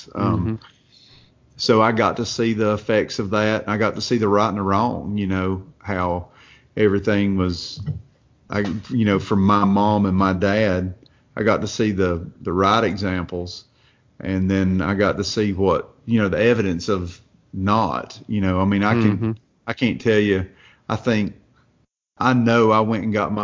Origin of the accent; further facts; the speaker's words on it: Watauga, Tennessee, United States; I'm from a little place up in Northeast Tennessee called Watauga. It's when I say hillbilly, it's hillbilly.